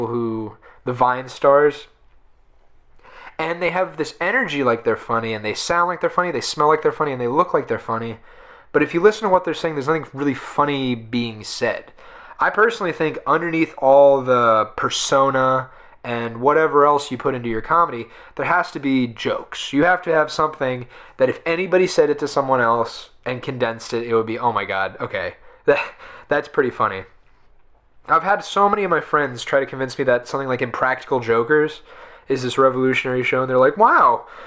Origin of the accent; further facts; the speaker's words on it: United States; I'm an American